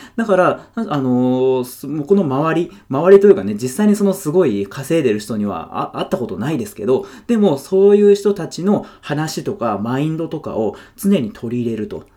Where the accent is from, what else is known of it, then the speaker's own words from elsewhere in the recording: Yokohama, Kanagawa, Japan; 僕ずっと横浜に住んでて、で、地元が横浜で、今も横浜なんですけど